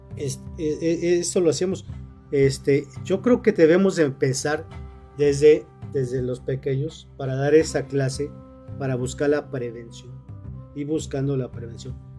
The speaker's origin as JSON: {"language": "Spanish", "region": "Morelos", "country": "Mexico", "said": "somos de Morelos"}